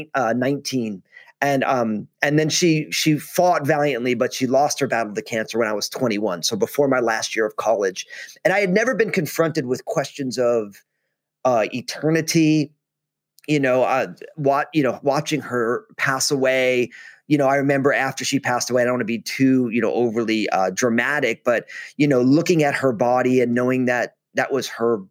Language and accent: English; New Jersey, United States; now in Vancouver, Washington, United States; I go to Rutgers in my home state of New Jersey